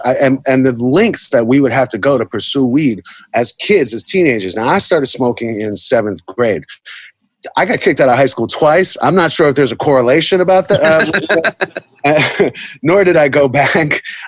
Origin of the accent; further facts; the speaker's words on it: New York City, New York, United States; When you grew up in the time that I grew up in New York City